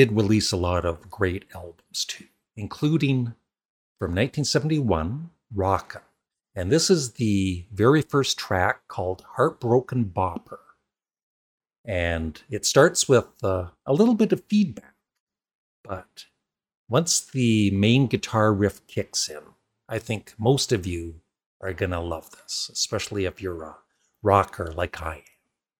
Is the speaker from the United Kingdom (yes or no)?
no; Canada; I am from Canada